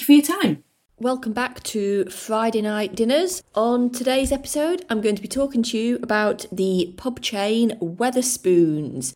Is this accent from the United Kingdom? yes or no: yes; Yorkshire and the Humber, United Kingdom; accent: soft South Yorkshire, a bit Lincolnshire; also born or lived in Lincolnshire; My accent is kind of a soft South Yorkshire accent, a bit Lincolnshire. It's not particularly strong